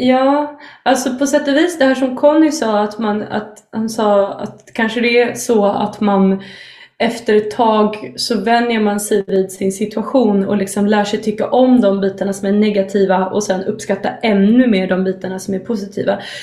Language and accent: Swedish; Sweden; som vi svenskar liksom, pratar flytande